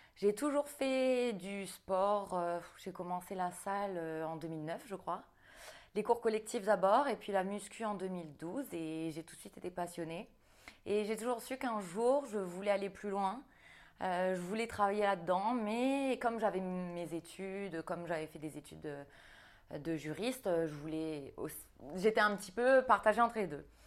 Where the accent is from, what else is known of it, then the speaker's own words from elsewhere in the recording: New Caledonia; j'ai grandi en Nouvelle-Calédonie